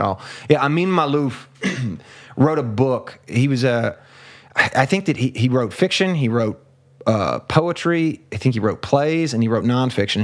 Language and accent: English; United States; as an American